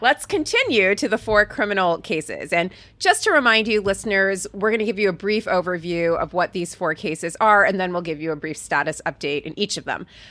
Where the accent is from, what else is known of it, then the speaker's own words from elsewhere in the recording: Fort Pierce, Florida, United States; I grew up in Fort Pierce.